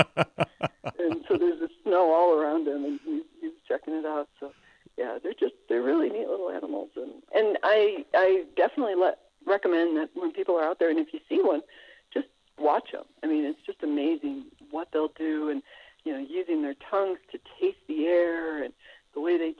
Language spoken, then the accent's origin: English; South Dakota, United States; I grew up in South Dakota